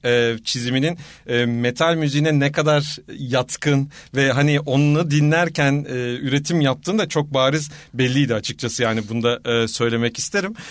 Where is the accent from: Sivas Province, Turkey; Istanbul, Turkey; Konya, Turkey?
Istanbul, Turkey; moved away as an adult; now in Ankara, Turkey; ben bir İstanbulluyum aslen